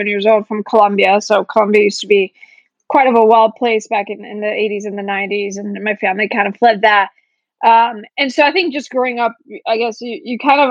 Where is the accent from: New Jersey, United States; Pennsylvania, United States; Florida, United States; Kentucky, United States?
Florida, United States; moved away as an adult; now in California, United States; I grew up in Florida, moved out here